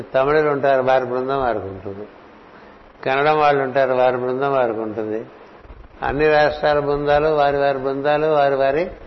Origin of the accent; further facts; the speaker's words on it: Visakhapatnam, Andhra Pradesh, India; born or raised there